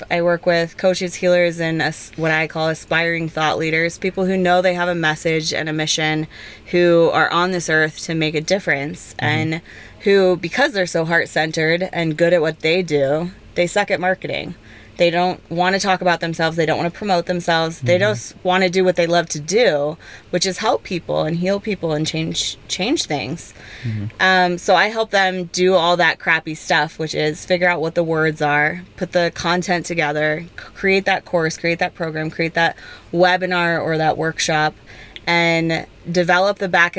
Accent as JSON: {"language": "English", "area": "outside of Portland", "region": "Oregon", "country": "United States", "tie": "born or raised there", "moved": "yes", "said": "I grew up in Oregon."}